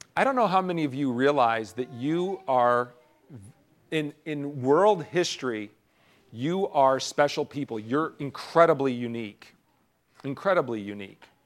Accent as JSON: {"language": "English", "country": "United States", "said": "as American citizens"}